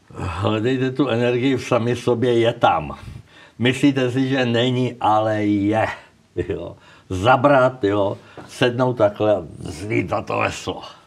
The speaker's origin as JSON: {"language": "Czech", "country": "Czechia"}